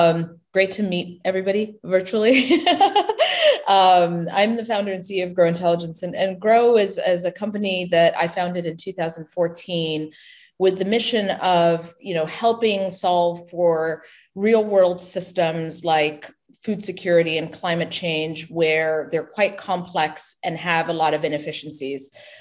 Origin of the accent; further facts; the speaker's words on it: Ethiopia; Yeah, I mean, I was born and raised in Ethiopia. You know, my family still lives back home.